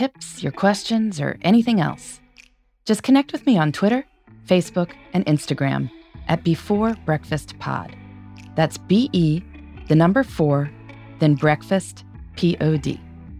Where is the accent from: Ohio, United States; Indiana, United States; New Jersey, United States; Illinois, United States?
Indiana, United States; I took a botany class in high school that involved traveling to parks all over my home state of Indiana